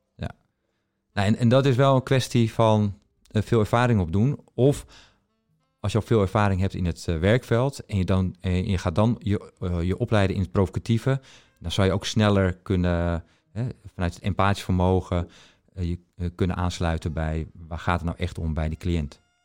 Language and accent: Dutch; Netherlands; ik kom dus uit Nederland.